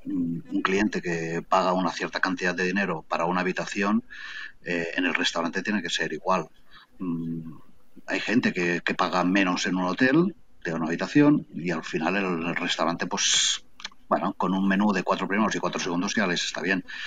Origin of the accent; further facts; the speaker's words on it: Barcelona, Catalonia, Spain; moved away as an adult; also born or lived in Camprodon Valley; now in Camprodon, Spain; porque yo soy de Barcelona, Barcelona ciudad. Hasta ahora, hace cuatro años que he venido a vivir aquí